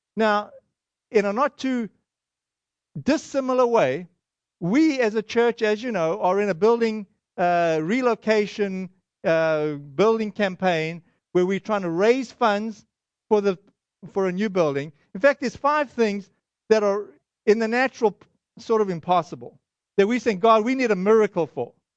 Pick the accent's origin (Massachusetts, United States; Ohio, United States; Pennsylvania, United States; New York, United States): Massachusetts, United States; Boston